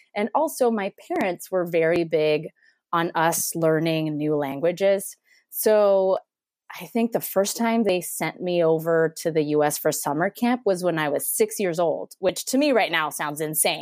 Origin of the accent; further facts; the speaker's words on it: Mexico City, Mexico; moved away as an adult; now in United States; So, yeah, so I grew up in Mexico City, born and raised, went to school there, um, went to college there